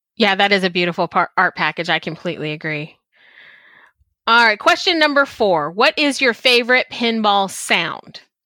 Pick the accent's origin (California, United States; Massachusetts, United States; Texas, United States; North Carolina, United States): Texas, United States; also born or lived in Chicago, Illinois; my family is from Chicago. I was born there. I grew up in Texas